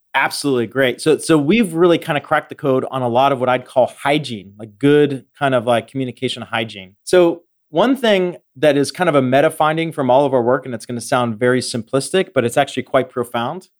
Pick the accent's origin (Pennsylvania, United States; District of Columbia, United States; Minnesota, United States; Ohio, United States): Pennsylvania, United States; Western; I grew up in Western Pennsylvania